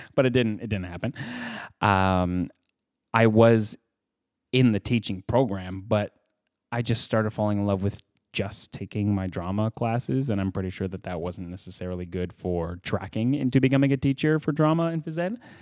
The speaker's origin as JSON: {"language": "English", "town": "Edmonton", "region": "Alberta", "country": "Canada", "tie": "born or raised there", "also_born_or_lived": "Vancouver", "moved": "as an adult", "lives_now": "Los Angeles, United States", "said": "I was raised, I was born in Edmonton, Alberta"}